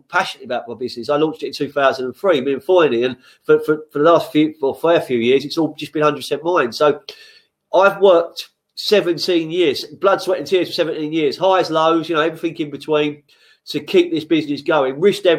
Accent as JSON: {"language": "English", "region": "London", "country": "United Kingdom", "moved": "as an adult", "lives_now": "Sussex, United Kingdom", "said": "I'm from West London"}